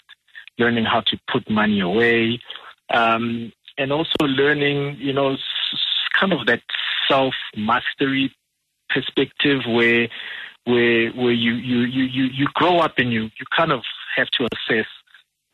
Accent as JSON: {"language": "English", "town": "Soweto", "region": "Gauteng", "country": "South Africa", "tie": "born or raised there", "said": "I'm a simple Soweto boy. I'm born and bred in Dube."}